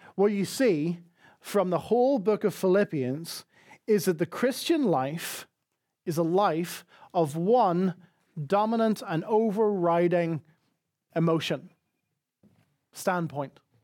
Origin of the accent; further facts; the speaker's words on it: Northern Ireland, United Kingdom; accent: Northern Irish; moved away; my Northern Irish accent